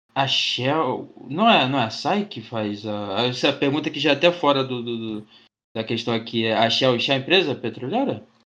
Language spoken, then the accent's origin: Portuguese; Rio de Janeiro, Brazil; eu pelo menos que sou do Rio